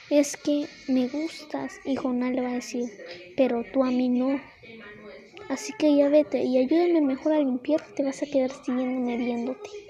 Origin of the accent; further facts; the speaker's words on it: Mexico; yo soy de México